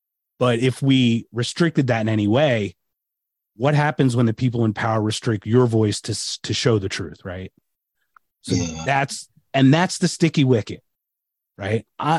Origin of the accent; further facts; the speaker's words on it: United States; And I was born in America.